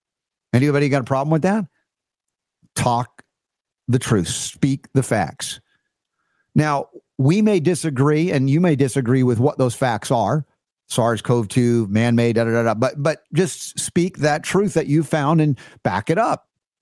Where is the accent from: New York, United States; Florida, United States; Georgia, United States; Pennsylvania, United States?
Georgia, United States; I learned this from growing up in the Deep South in Georgia